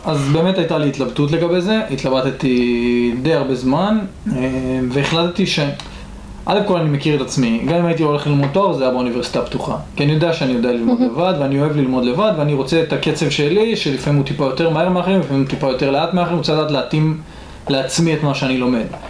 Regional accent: Atlit, Haifa District, Israel; במקור גדלתי בעתלית

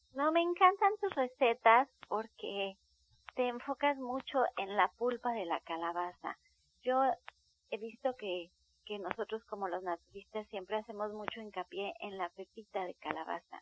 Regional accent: Mexico; nosotros como mexicanos

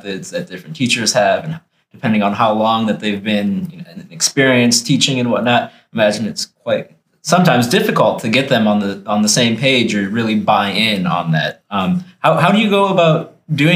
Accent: Minnesota, United States; I'm from Minnesota.

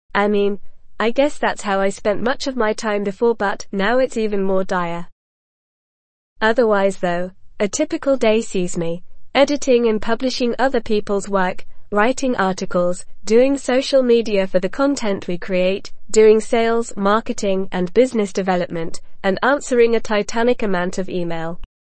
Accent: San Diego, California, United States; now in San Francisco, United States; the neighborhood I grew up in in San Diego

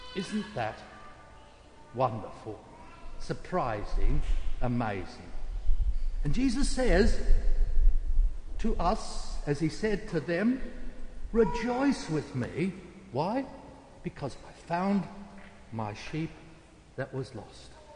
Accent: South Australia, Australia; South Australia, my home state

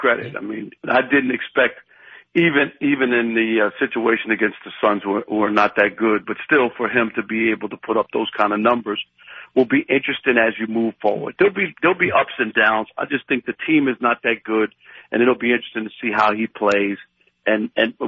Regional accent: New York, United States; I grew up in New York

